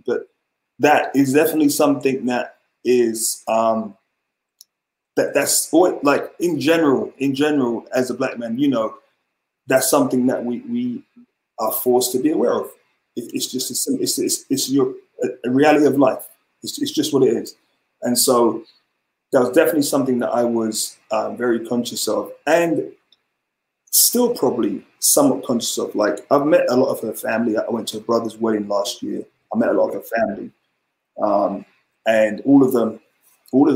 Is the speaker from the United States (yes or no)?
no; Ghana; now in London, United Kingdom; I'm from Ghana, West Africa.